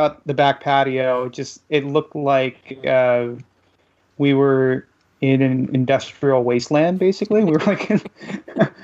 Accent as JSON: {"language": "English", "region": "South Texas", "country": "United States", "said": "I'm from South Texas"}